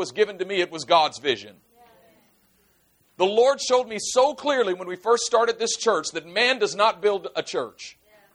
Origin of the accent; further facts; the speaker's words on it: Oakland, California, United States; I grew up in Oakland